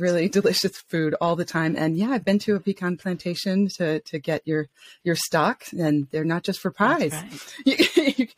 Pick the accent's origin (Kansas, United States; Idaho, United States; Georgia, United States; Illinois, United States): Georgia, United States; Atlanta; moved away as an adult; also born or lived in France / Paris; now in Switzerland; I am originally from Atlanta, Georgia